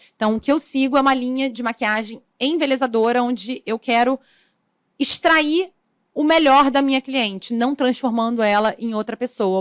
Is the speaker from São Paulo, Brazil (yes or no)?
no; São Gonçalo, Rio de Janeiro, Brazil; São Gonçalo, que é da cidade de onde eu vim